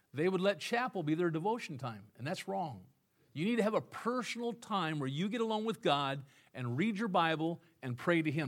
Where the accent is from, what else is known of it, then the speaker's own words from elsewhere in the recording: Illinois, United States; moved away; I was from Illinois